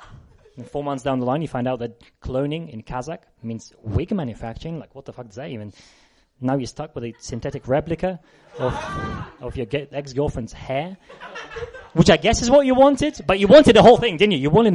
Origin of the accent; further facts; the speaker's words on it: South West England, United Kingdom; Devon, right? I'm from Devon.